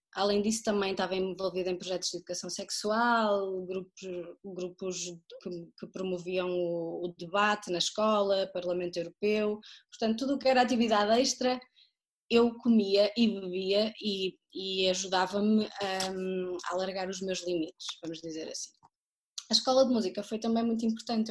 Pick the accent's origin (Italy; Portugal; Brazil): Portugal; Porto, Norte; moved away as an adult; also born or lived in Terceira, Azores; now in Pico, Portugal; sou natural do Porto, mas vivo nos Açores desde 2014.